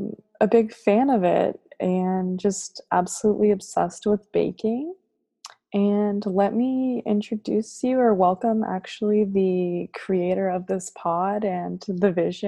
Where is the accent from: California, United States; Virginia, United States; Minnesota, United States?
California, United States; Chula Vista; I am 24 and from Chula Vista.